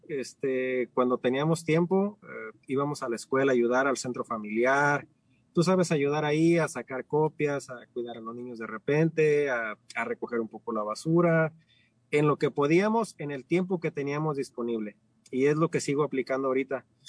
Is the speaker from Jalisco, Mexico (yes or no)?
yes; Ciudad Guzmán, Jalisco, Mexico; moved away as an adult; now in United States; soy de México, nací en la Ciudad Guzmán, cerca de, hacia el sur del estado, cerca de la costa